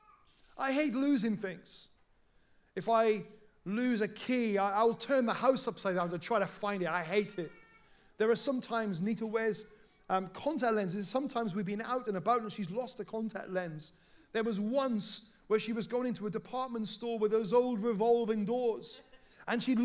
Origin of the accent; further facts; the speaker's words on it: South Wales, United Kingdom; when I was growing up in South Wales